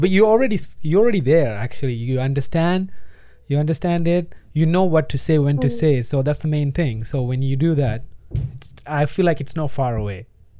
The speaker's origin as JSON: {"language": "English", "country": "Sri Lanka", "first_language": "Tamil", "second_language": "English", "said": "My Tamil is originally from Sri Lanka, so I'm from Sri Lanka."}